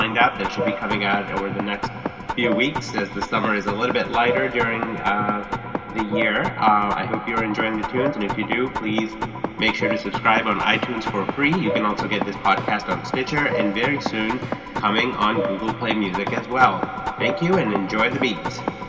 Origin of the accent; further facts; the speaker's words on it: Boston, Massachusetts, United States; I am broadcasting live from my hometown in Boston, Massachusetts.